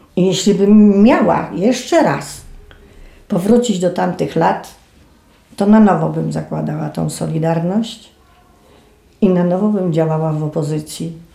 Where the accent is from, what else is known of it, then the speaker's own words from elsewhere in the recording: Starachowice, Świętokrzyskie Voivodeship, Poland; U nas w Starachowicach